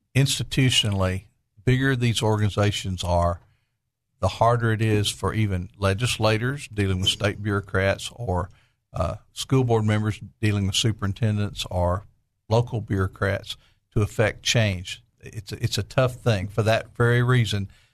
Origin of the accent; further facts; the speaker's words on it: Conway, Arkansas, United States; I grew up in Conway